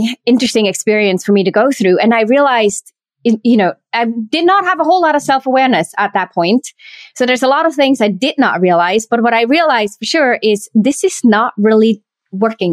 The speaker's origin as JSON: {"language": "English", "country": "Switzerland", "tie": "born or raised there", "said": "I was born and raised in Switzerland"}